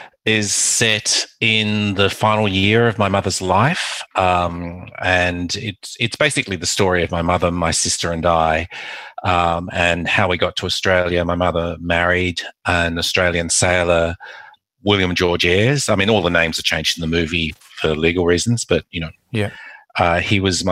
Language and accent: English; Macau; born there; I was born in Macau